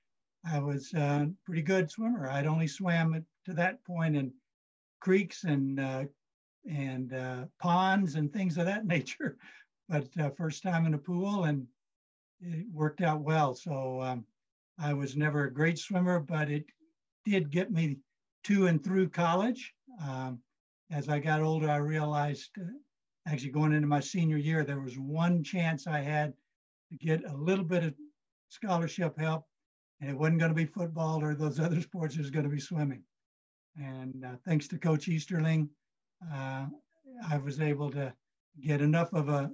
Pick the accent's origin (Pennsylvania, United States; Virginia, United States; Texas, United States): Texas, United States; I grew up in Texas